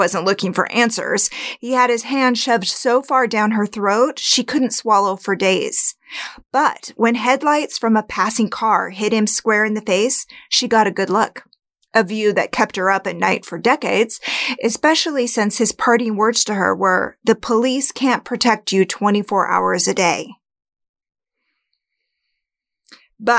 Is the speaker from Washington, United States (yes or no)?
yes; Spokane, Washington, United States; my hometown, Spokane, Washington